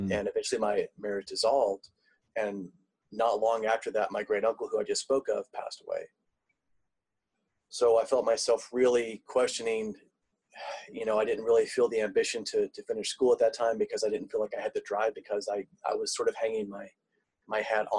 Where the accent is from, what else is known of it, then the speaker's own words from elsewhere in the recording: Tulsa, Oklahoma, United States; born there; also born or lived in South Africa; I'm in Tulsa, Oklahoma now. I was actually born in Tulsa, Oklahoma, but I've lived in South Africa.